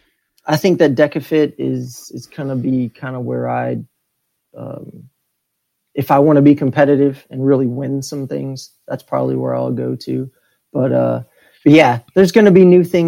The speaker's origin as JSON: {"language": "English", "region": "Texas", "country": "United States", "tie": "born or raised there", "said": "I grew up in Texas"}